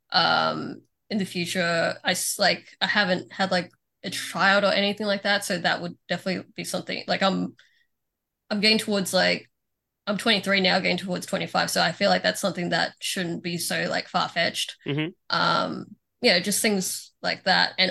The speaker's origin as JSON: {"language": "English", "country": "Philippines", "said": "I'm Filipino, of course I am."}